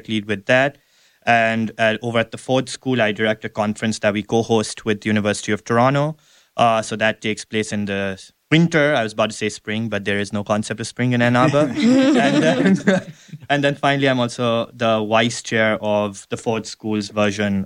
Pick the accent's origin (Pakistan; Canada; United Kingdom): Pakistan; moved away as an adult; also born or lived in China; now in United States; I am originally from Pakistan. Before Ross, I have lived and worked in five different countries